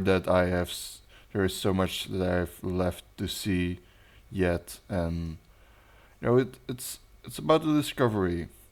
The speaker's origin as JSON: {"language": "English", "country": "Belgium", "second_language": "English", "said": "I'm your host or co host from Belgium"}